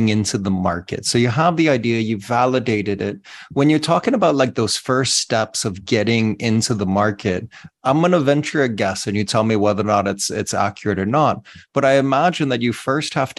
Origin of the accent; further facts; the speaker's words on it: United States; moved away; my home country of the US